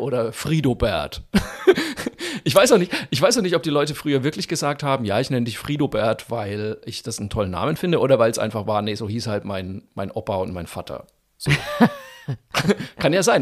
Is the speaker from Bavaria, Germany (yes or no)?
yes; Zeil am Main, Bavaria, Germany; moved away; in Zeil am Main auftrete, wo ich aufgewachsen bin